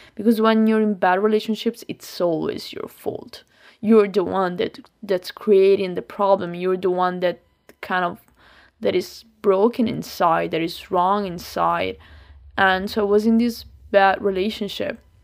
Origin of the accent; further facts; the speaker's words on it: Lombardy, Italy; English is a second language; moved away as an adult; also born or lived in Milan; I have a lot of friends also in my, in my hometown